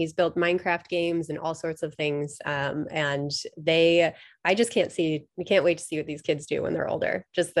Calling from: Kirkland, Washington, United States; I am zooming in from lovely Kirkland, Washington, which is right outside of Seattle.

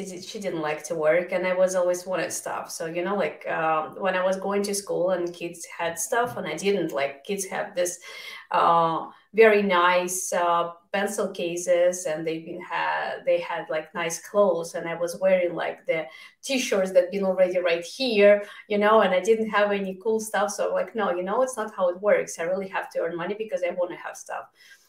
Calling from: Vienna, Virginia, United States; I'm closer to D.C. I have just 27 minutes till the Washington Monument. So I'm in Vienna, Virginia.

